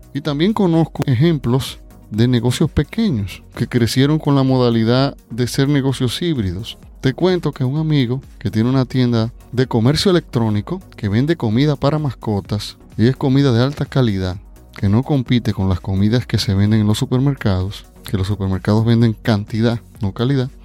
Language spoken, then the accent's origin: Spanish; Dominican Republic; Aquí en mi país, República Dominicana